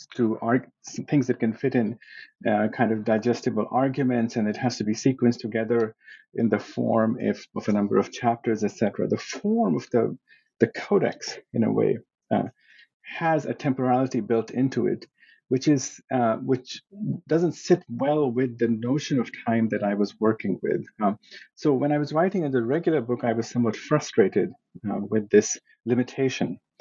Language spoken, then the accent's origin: English; Pakistan; moved away as an adult; now in United States; I was born in Pakistan and I went to high school there. Then I came to the US as an undergraduate student